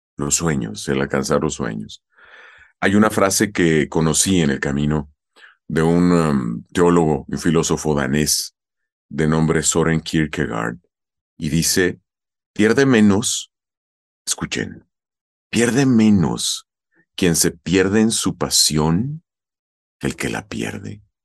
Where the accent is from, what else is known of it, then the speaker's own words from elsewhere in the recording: Chihuahua, Mexico; moved away as an adult; now in Mexico City, Mexico; Con el tiempo migré a Chihuahua Capital, hice teatro, más el que hago hoy en mi casa. Y en 1998, a la edad de 27 años, 28 recién cumplidos, migro a la Ciudad de México, hace 24 años ya